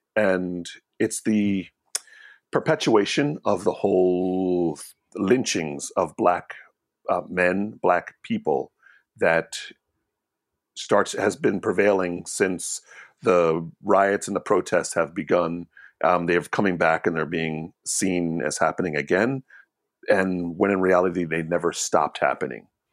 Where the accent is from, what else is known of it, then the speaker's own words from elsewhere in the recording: Hamilton, New Jersey, United States; moved away as an adult; also born or lived in New York; I grew up in Hamilton, New Jersey, predominantly an Italian town